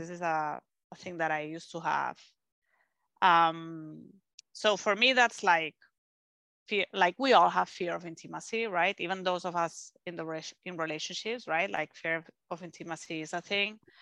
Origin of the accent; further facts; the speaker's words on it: Spain; English is a second language; moved away; I'm from Spain